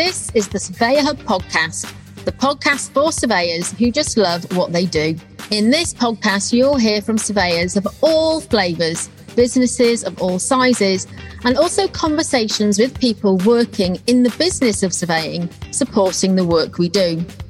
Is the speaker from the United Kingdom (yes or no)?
yes; Wales, United Kingdom; accent: Welsh; now in Milton Keynes, United Kingdom; I'm actually from North Wales and I'm very fickle with my accent. So there's a chance that by the end of this conversation, my accent may have changed and I might have slipped into a very Welsh accent.